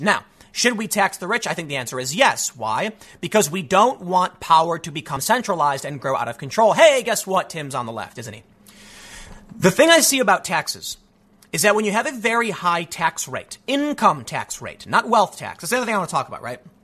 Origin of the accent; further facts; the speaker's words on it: United States; as an American